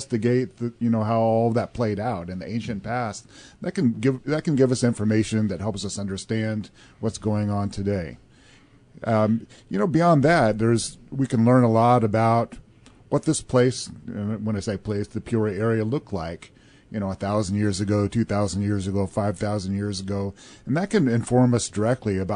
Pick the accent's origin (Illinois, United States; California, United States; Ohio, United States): Illinois, United States; Southern; I grew up in Southern Illinois